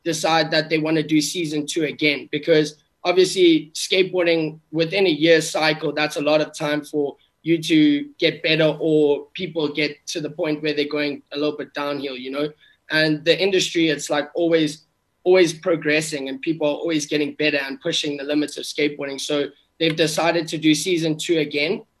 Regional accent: South Africa; I grew up in South Africa

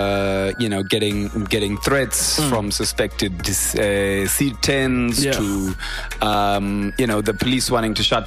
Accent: Harare, Zimbabwe; I grew up in Harare

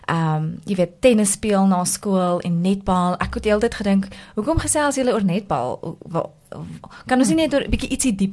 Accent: Klerksdorp, North West, South Africa; ek het groot geword in Klerksdorp, ehm um, in 'n NG huishouding.

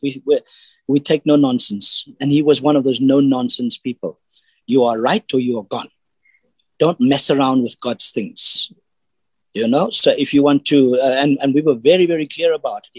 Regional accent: Cape Town, Western Cape, South Africa; now in Johannesburg, South Africa; I am originally from Cape Town, but I'm living in Johannesburg at the moment.

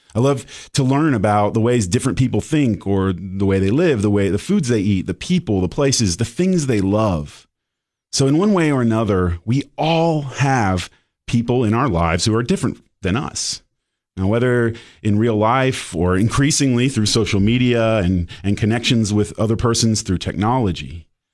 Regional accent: Marin County, Northern California, United States; moved away; also born or lived in Knoxville, Tennessee / Kentucky; then we moved to first Southern California and then the Marin County, Northern California

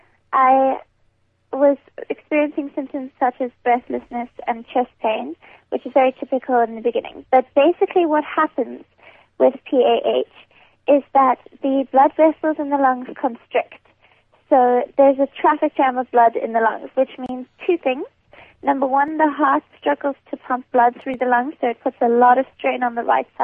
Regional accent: Cape Town, Western Cape, South Africa; Claremont, Cape Town. Grown up in the southern suburbs.

